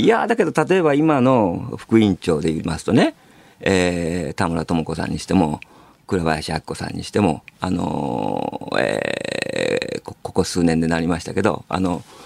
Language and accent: Japanese; Hiroshima, Japan; moved away as an adult; also born or lived in Tokuyama; もともと広島育ちで僕被爆あのー、卒業した高校はもう爆心地のすぐそばだったんですよ